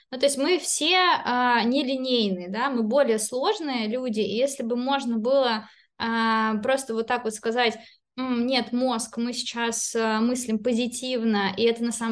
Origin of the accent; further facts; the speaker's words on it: Belarus; born there; а. хотя я родилась в Беларуси, но это все очень а, близко.